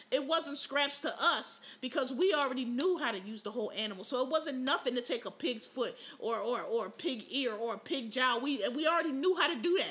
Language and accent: English; United States; We know we come from America. When you've been here 9-10 generations, this where you're from.